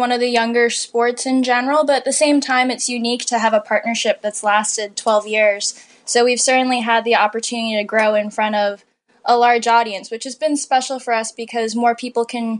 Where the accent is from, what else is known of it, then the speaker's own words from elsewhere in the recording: Connecticut, United States; moved away; we grew up in Connecticut